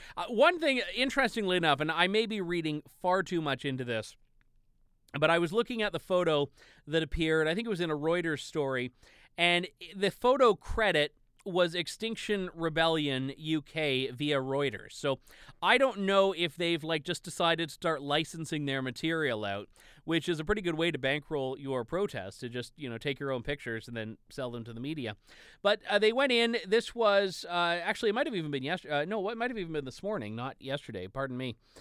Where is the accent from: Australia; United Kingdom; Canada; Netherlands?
Canada; I'm relatively far south in Canada